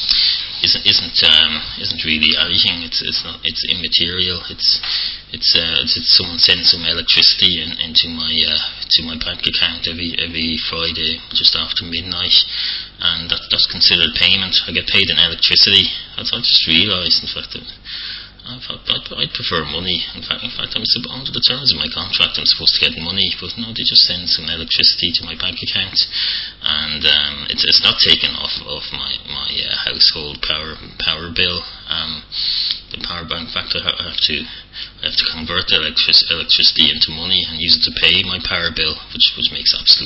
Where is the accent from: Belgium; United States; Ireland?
Ireland; accent: Irish; my Irish accent